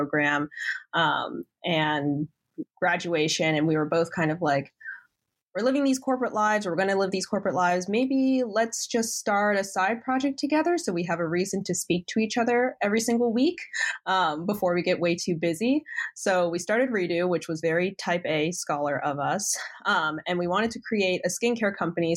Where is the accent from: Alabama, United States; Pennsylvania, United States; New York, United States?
Pennsylvania, United States; West Chester; I grew up here in Westchester, Pennsylvania